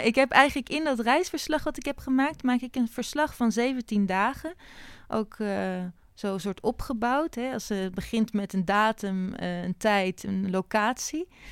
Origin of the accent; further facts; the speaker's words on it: Haarlem, North Holland, Netherlands; ik ben in Haarlem opgegroeid